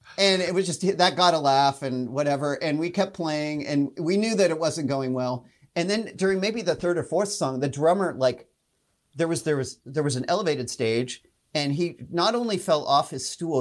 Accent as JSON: {"language": "English", "town": "Spokane", "region": "Washington", "country": "United States", "tie": "born or raised there", "also_born_or_lived": "Pullman, Washington", "moved": "as an adult", "lives_now": "Seattle, United States", "said": "I grew up in Spokane"}